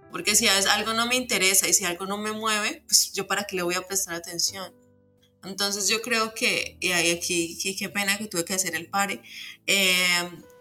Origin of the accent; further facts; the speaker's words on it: Mexico; la belleza tiene origen en la herida y es esa herida que como latinos, como mexicanos eh, compartimos, ¿no?